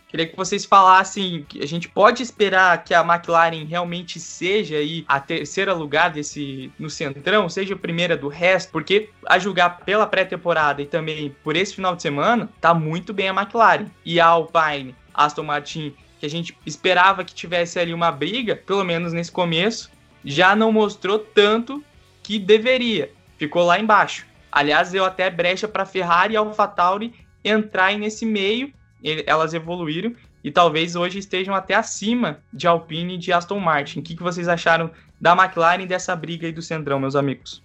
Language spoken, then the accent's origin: Portuguese; Curitiba, Paraná, Brazil; aqui em Curitiba, inclusive é lugar que estou neste momento somos de Curitiba